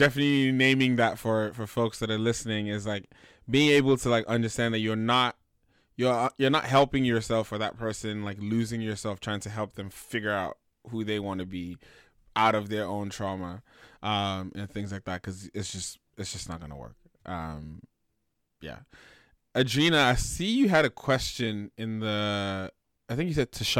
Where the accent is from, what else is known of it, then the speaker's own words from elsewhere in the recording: Nigeria; as a Nigerian man